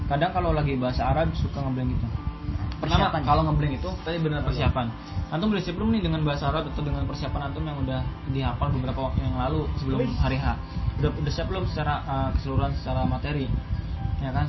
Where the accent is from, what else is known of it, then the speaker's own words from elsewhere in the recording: Subang, West Java, Indonesia; emang emang orang Sunda orang dari Subang saya biasa ngomong Sunda